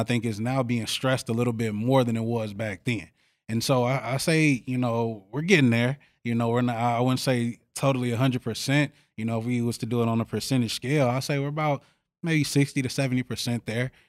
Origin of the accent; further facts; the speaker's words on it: Chicago, Illinois, United States; now in Eau Claire, United States; I come from Chicago